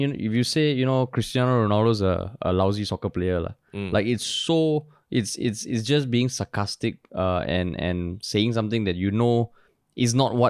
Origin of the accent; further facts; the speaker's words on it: Singapore; I'm from Monk's Hill.